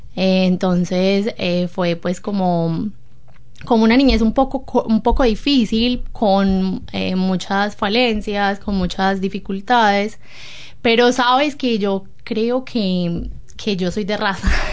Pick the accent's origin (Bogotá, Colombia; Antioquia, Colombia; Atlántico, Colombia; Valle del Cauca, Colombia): Antioquia, Colombia; Medellín; moved away as an adult; now in New Zealand; vengo de Medellín, Colombia. Eh, Medellín es una ciudad